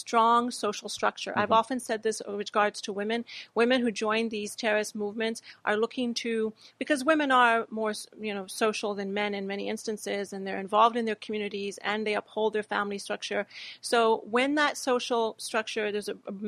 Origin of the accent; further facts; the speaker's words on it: Texas, United States; also born or lived in Pakistan; I grew up in America. I grew up in the southern state of Texas